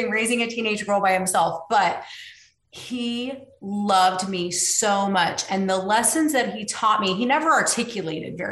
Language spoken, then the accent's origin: English; Tulsa, Oklahoma, United States; now in Austin, United States; I grew up in Tulsa, Oklahoma.